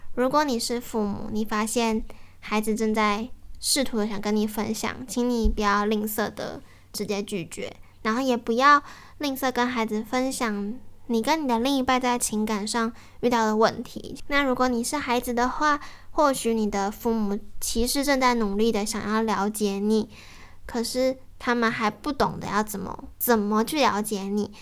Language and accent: Chinese; Yilan County, Taiwan; moved away; 因为我小时候是爷爷奶奶带我长大，所以我，嗯，小时候在宜兰的时候，假日爸爸妈妈会回来看我